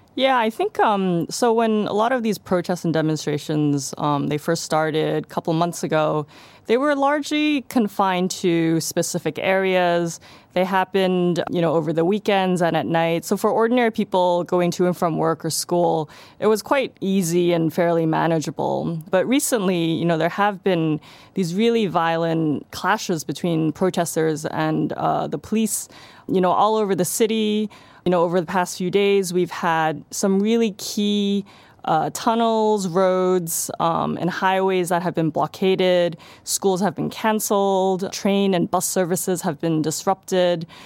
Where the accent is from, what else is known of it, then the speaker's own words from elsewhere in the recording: Hong Kong; I'm from Hong Kong